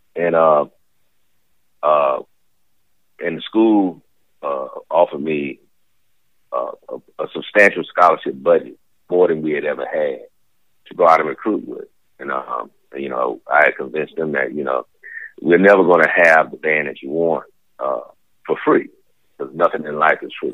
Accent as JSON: {"language": "English", "town": "Smithfield", "region": "Virginia", "country": "United States", "tie": "born or raised there", "moved": "as an adult", "lives_now": "Daytona Beach, United States", "said": "I'm originally from Smithfield, Virginia. I'm a little small country boy. I grew up on a farm"}